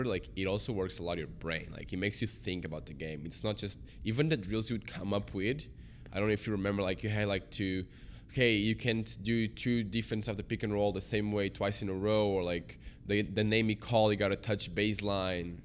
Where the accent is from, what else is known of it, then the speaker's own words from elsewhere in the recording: Portugal; now in Canada; I grew up there